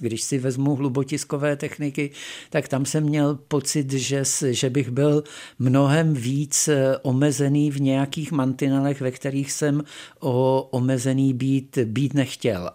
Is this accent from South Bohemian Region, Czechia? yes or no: yes; Tábor, South Bohemian Region, Czechia; also born or lived in Ostrava / Písek area; moji rodiče se přestěhovali, když mi by byly tři roky do, do tábora. Mm-hmm. To mhm. znamená, že já si z Ostravy nepamatuji vůbec nic